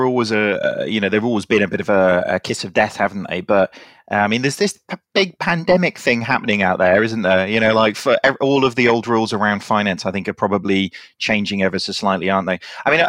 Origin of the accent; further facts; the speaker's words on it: United Kingdom; Look at us being all British talking about the weather.